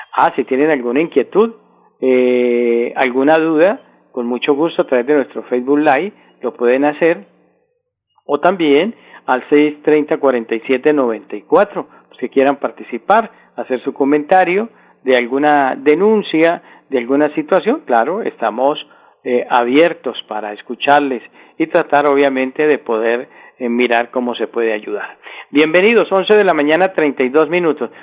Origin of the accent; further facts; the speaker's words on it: Colombia; como colombianos